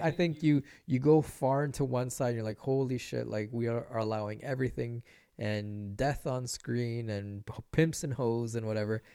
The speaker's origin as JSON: {"language": "English", "town": "Vancouver", "region": "British Columbia", "country": "Canada", "tie": "born or raised there", "also_born_or_lived": "Nicaragua / Los Angeles", "said": "growing up in East"}